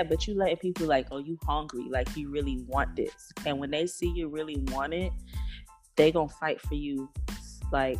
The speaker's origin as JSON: {"language": "English", "town": "Opa-locka", "region": "Florida", "country": "United States", "moved": "yes", "lives_now": "Philadelphia, United States", "said": "Bunch Park, Opa-locka"}